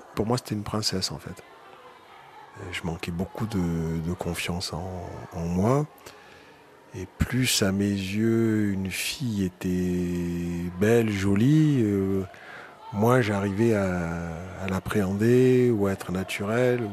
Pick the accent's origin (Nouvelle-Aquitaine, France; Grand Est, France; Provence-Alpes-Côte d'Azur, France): Provence-Alpes-Côte d'Azur, France; Marseille; moved away as an adult; now in Paris, France; je viens de Marseille, où j'ai passé les 20 premières années de ma vie